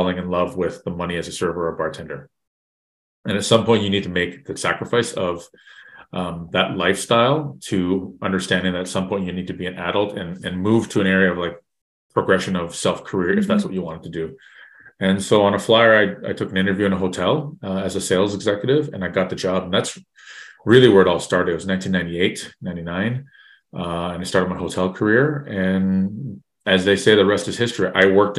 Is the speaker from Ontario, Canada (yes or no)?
yes; Toronto, Ontario, Canada; Born and raised in Toronto, but, you know, first generation Canadian to immigrant parents from Hong Kong